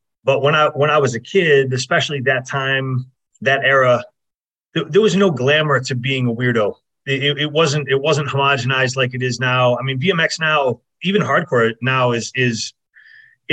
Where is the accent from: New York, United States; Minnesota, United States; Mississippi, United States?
New York, United States; Fairport; also born or lived in Rochester, New York / Southern California; I'm from Fairport, New York. I got out of there as soon as I possibly could